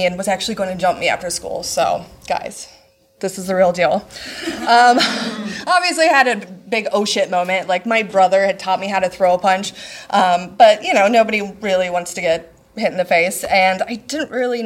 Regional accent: Nebraska, United States; I'm actually from Nebraska.

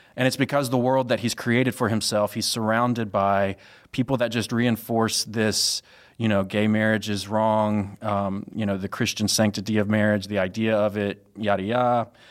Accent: Mississippi, Louisiana area, the South, United States; moved away as an adult; now in Chicago, United States; I'm originally from the South, uh, Mississippi, Louisiana area specifically

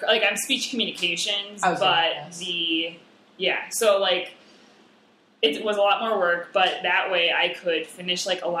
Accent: Rapid City, South Dakota, United States; moved away as an adult; also born or lived in Ortonville, Minnesota; now in Chicago, United States; I'm from Rapid City, which is, like, the second biggest city in the state. There's, like, 60,000 people

